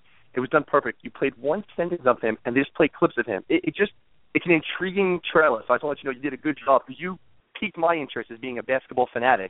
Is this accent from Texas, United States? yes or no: no; New York City, New York, United States; Growing up in New York City, we have a reputation of building players up and making expectations unreasonably high.